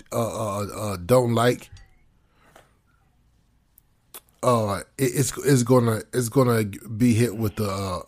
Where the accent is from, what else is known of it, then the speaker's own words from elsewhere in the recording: United States; as foundational Black Americans